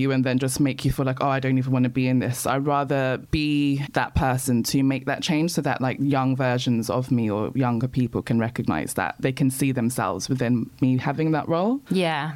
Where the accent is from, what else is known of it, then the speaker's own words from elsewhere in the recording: London, United Kingdom; I was born in Peckham and I grew up in pre-gentrified Peckham, not Peckham as it is now.